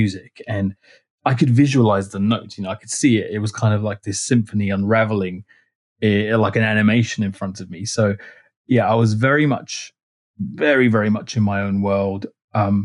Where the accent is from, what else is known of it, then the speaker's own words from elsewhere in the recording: London, United Kingdom; also born or lived in Rochester; I was born in North London, which is a bit of a cliche if you're Greek Cypriot